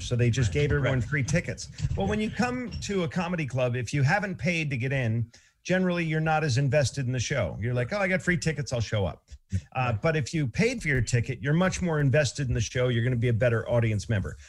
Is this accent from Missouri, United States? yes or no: no; Boston, Massachusetts, United States; I come from Boston